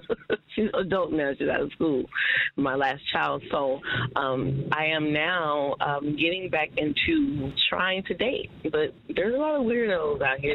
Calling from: Oklahoma City, Oklahoma, United States; I'm calling from Oklahoma City

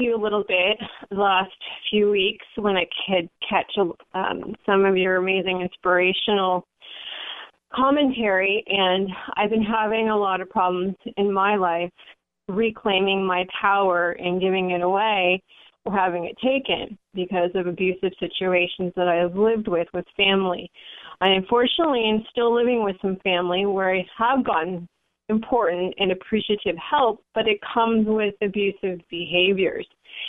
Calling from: San Francisco, California, United States; I'm calling from the San Francisco area.

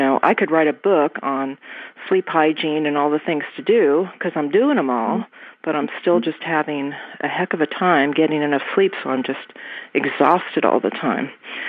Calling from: Topanga, California, United States; I'm from Topanga, Southern California.

